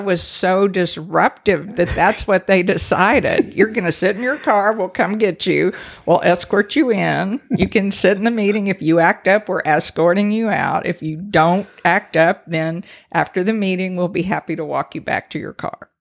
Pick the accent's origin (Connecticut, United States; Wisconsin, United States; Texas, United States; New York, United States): Texas, United States; Brenham; accent: Texas; also born or lived in Allen, Texas; I grew up in the home of the three Bs